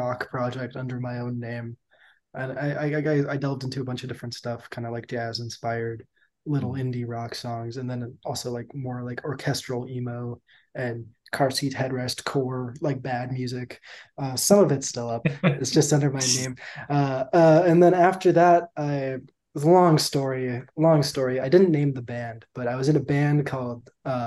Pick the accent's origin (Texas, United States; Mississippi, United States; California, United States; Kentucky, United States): California, United States; San Jose; now in Santa Cruz, United States; I grew up in San Jose Bay Area, California